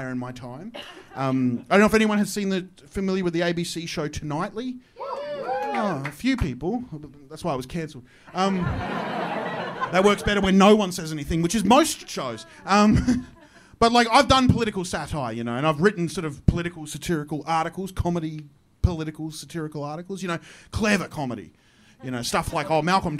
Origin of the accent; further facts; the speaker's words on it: Queensland, Australia; I'm from Queensland